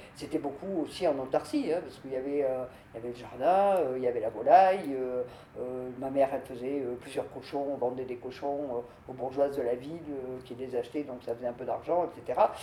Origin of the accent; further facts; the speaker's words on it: Mauriac, Auvergne-Rhône-Alpes, France; also born or lived in Chalvignac; je suis née à Trébiac, commune de Mauriac, dans une famille de tout petits paysans